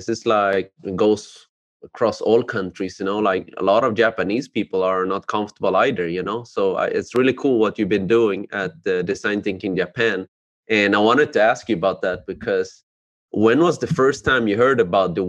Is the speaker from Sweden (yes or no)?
yes; Sweden; growing up in Sweden, I mean, I think in our school, we're like three Asians. There was one kid from China and the third one was adopted. And that was me.